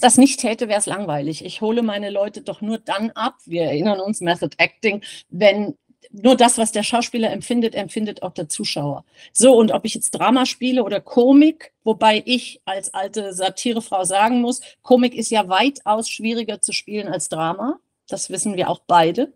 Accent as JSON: {"language": "German", "town": "Giessen", "region": "Hesse", "country": "Germany", "tie": "born or raised there", "said": "Wir sind ähm, Gießener. Also wir sind in Gießen groß geworden"}